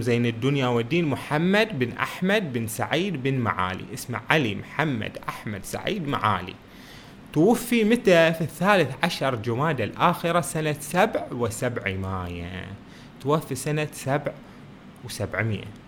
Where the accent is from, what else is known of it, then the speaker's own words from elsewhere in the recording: Bahrain; بلادنا البحرين